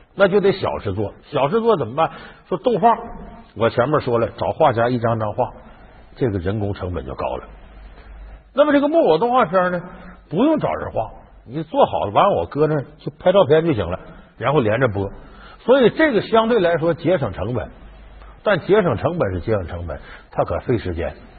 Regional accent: Harbin, Heilongjiang, China; 我们老家哈尔滨

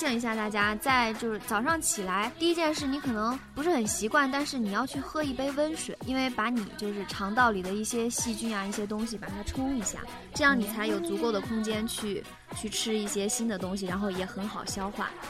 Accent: northern China, China; 虽然我在北方长大，

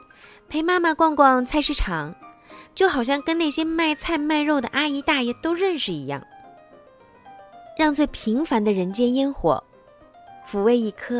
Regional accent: Tonghua, Jilin, China; moved away as an adult; also born or lived in Wuhan; 我是个东北人，我的家乡在吉林省通化市。长白山脚下，鸭绿江江畔的一座小山城。从上大学到现在，我已经离开家乡十四年了。

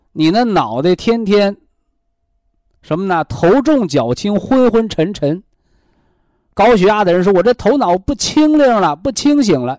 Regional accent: China; 我们中国人

